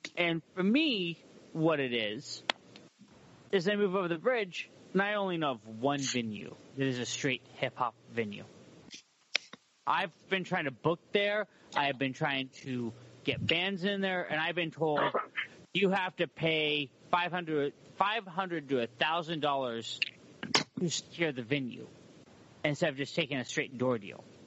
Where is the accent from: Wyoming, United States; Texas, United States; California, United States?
California, United States; Humboldt County; moved away as an adult; now in Portland, United States; I'm from Humboldt County, California